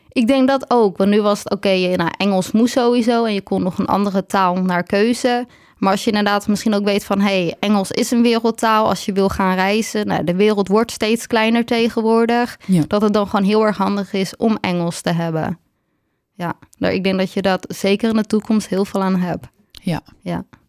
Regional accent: Waarland, North Holland, Netherlands; moved away as an adult; now in Heerhugowaard, Netherlands; ik kom uit Waarland, maar ik woon nu in Herengewaard.

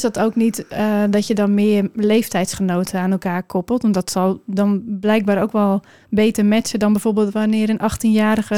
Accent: Hoorn, North Holland, Netherlands; ik kom zelf uit Horen vandaan

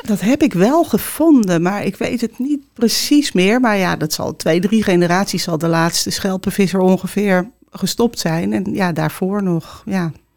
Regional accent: Heerhugowaard, North Holland, Netherlands; also born or lived in Amsterdam / Obdam; mijn opa zat altijd langs de waterkant te vissen in Herengewaard, waar ik vandaan kom

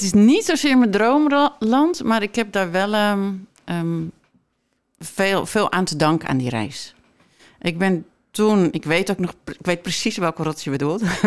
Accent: Netherlands; also born or lived in Mexico; ik ben opgegroeid op Camping Molengroet

